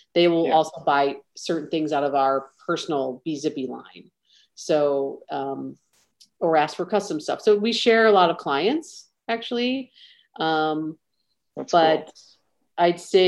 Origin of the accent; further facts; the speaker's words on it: Midwest, United States; So I'm still a Midwesterner at heart. I would say in terms of, you know, tone and drive, Chicago definitely has that for me.